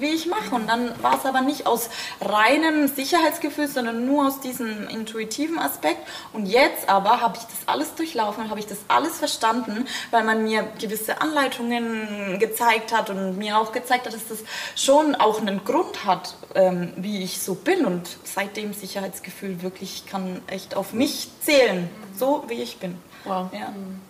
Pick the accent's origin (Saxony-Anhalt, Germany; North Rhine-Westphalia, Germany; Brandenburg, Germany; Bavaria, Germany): Bavaria, Germany; Bamberg; ich komme auch aus Bamberg